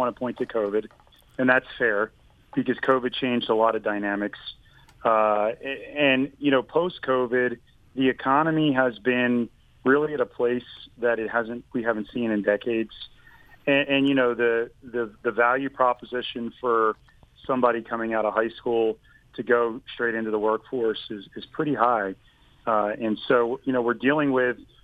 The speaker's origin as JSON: {"language": "English", "region": "southern New Jersey", "country": "United States", "tie": "born or raised there", "also_born_or_lived": "Atlanta, Georgia", "moved": "as an adult", "lives_now": "Georgia, United States", "said": "I'm a product of southern New Jersey, just across the river from Philadelphia"}